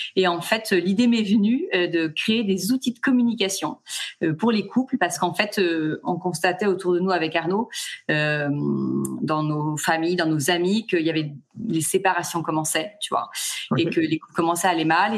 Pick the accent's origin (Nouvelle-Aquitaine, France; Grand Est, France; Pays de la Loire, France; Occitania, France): Pays de la Loire, France; Nantes; moved away as an adult; now in Toulon, France; je suis pas du tout originaire de, de, là, je suis originaire de Nantes, mais on vient de poser nos valises sur Toulon.